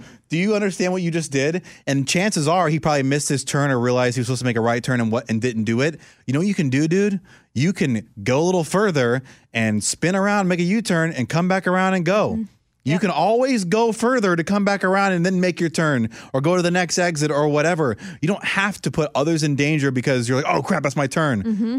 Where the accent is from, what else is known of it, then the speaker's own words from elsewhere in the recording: Orlando, Florida, United States; I hate to say it because it's my hometown, I'm not trying to sound like a homer, Orlando, Florida